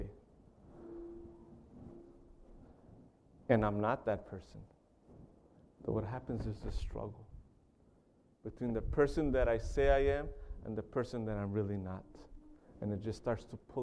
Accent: Carlsbad, California, United States; I grew up in a city called Carlsbad in California. I was born and raised in California

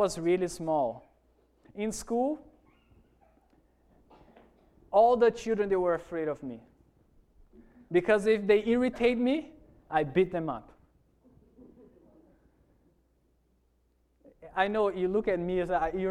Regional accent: Porto Velho, Rondônia, Brazil; English is a second language; moved away as an adult; also born or lived in Toronto, Canada / Virginia, United States; now in Hawaii, United States; I grew up in one of those cities called Porto Velho

